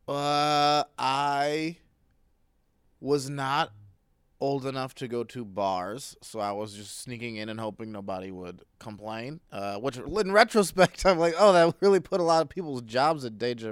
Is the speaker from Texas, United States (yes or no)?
no; Ohio, United States; I'm from Ohio